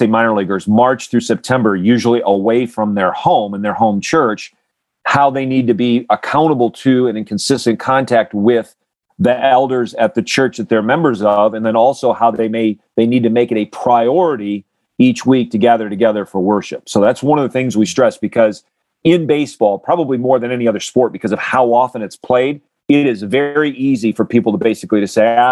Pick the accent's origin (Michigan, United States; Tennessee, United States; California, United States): Michigan, United States; Grand Rapids; I grew up in Grand Rapids, Michigan area